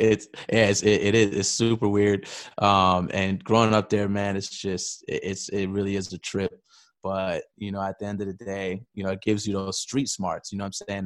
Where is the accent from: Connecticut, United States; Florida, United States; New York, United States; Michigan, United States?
New York, United States; New York City; born, born and raised in New York City